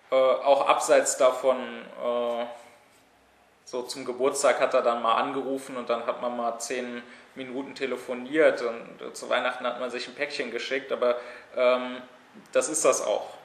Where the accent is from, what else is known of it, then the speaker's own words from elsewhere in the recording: Berlin, Germany; sondern hier in meiner Heimatstadt in Berlin studiert habe